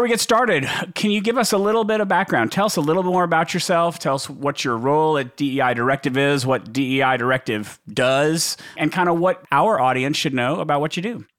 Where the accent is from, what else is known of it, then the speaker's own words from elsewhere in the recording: Texas, United States; I'm from Texas